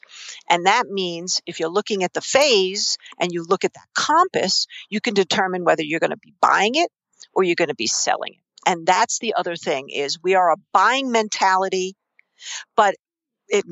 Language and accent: English; New York City, New York, United States; accent: New York Queens; I grew up in New York City.